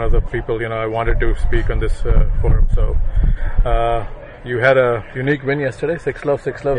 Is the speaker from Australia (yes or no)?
no; India; I'm an Indian and I also grew up playing on grass courts.